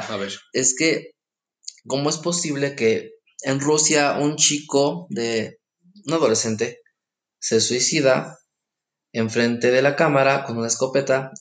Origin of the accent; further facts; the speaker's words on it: Mexico; como buenos mexicanos